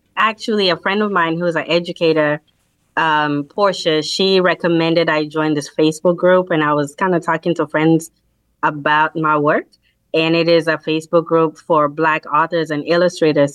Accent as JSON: {"language": "English", "country": "Kenya", "moved": "yes", "said": "I am a immigrant from Kenya, so I don't have family here."}